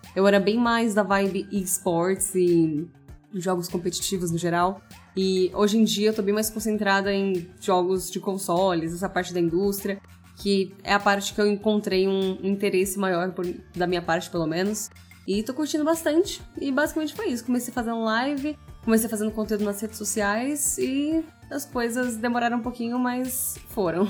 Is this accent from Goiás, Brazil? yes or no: no; Embu das Artes, São Paulo, Brazil; moved away as an adult; now in São Paulo, Brazil; Sou de Imbu das Artes, assim, meio nativa vibes, sempre morei lá e agora tô morando por São Paulo.